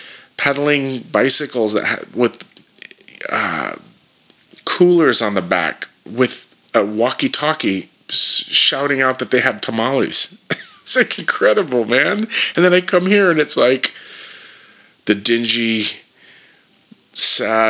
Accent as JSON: {"language": "English", "region": "Northern California", "country": "United States", "tie": "born or raised there", "said": "I grew up in Northern California, so we had amazing punk rock"}